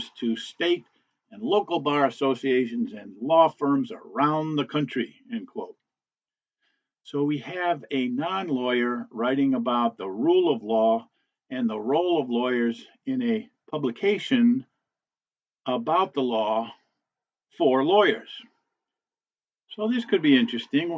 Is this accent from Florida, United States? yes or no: no; Cleveland, Ohio, United States; my hometown of Cleveland, Ohio.